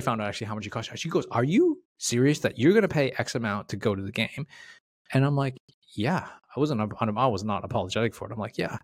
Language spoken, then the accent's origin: English; Toronto, Ontario, Canada; I'm from Toronto